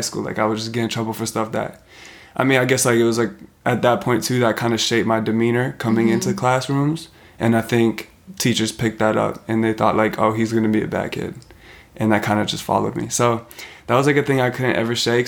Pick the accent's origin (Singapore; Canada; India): Canada; Vancouver, British Columbia; where we grew up in Vancouver.